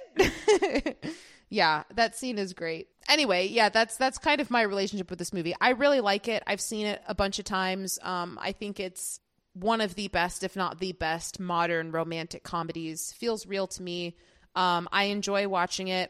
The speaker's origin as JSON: {"language": "English", "town": "Chicago", "region": "Illinois", "country": "United States", "said": "as a Chicagoan"}